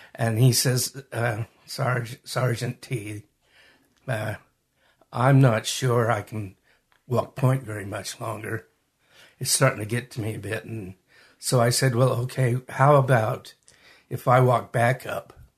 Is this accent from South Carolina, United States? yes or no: no; Magna, Utah, United States; also born or lived in Salt Lake City, Utah / Hunter, Utah; I was born in Salt Lake, raised in Magna, and lived most of my adult life in Hunter. So I'm from this area.